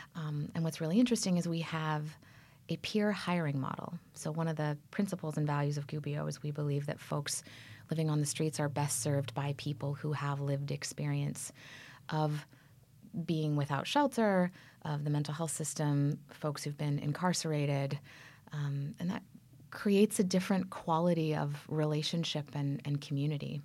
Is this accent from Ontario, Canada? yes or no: yes; Toronto, Ontario, Canada; also born or lived in Berkeley, California / Central Valley, California; now in United States; I'm from Canada.